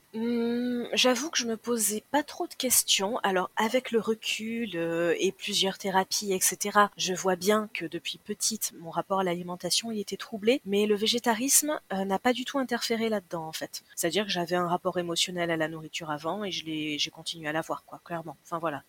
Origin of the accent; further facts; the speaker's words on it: Landes, Nouvelle-Aquitaine, France; moved away as an adult; now in Toulouse, France; J'ai grandi dans les Landes. Je suis à Toulouse depuis un peu plus de 20 ans.